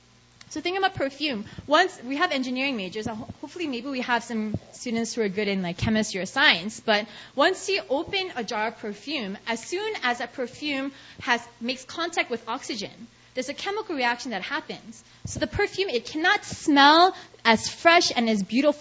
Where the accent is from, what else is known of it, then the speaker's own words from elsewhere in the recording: New York City, New York, United States; moved away as an adult; now in South Korea; I'm from New York, and growing up in New York, I had a bunch of Indian friends